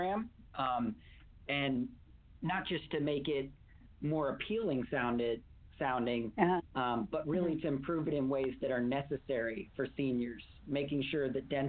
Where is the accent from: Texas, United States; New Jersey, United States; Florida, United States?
Texas, United States; Van; moved away as an adult; also born or lived in Smith County, Texas; now in Los Angeles, United States; I'm from Van, Texas.